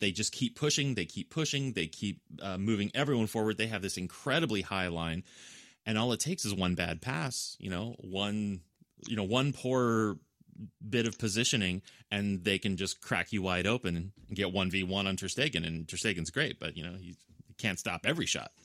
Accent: United States; I'm an American

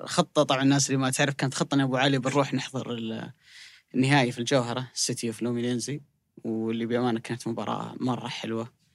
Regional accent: Saudi Arabia; بالنسبه لنا كسعوديين

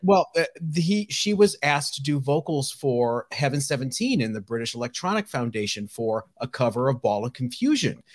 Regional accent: Ohio, United States; I grew up in Ohio

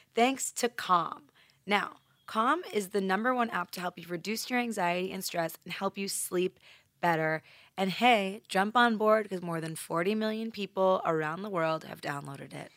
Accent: New York, United States; accent: New York; my New York accent

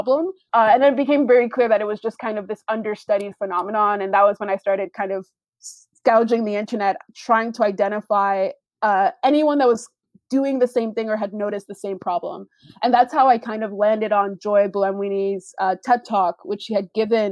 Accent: Canada; I'm Canadian

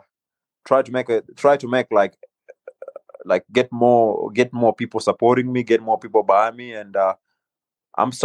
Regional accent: Kenya; also born or lived in North Carolina; now in United States; growing up in Kenya

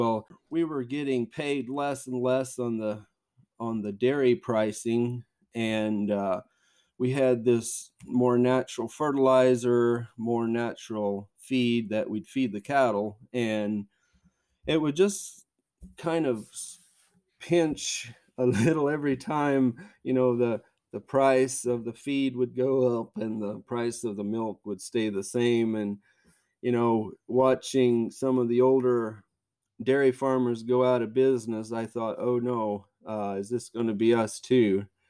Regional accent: Yoder, Kansas, United States; I live on the farm where I grew up on here in South Central Kansas by the small town of Yoder. It's just a small town, but quite a bit going on there. I grew up here on this farm and lived here all my life

